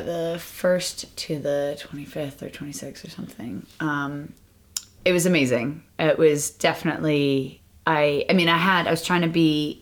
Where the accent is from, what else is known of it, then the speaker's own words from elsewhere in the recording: United States; now in London, United Kingdom; I'm American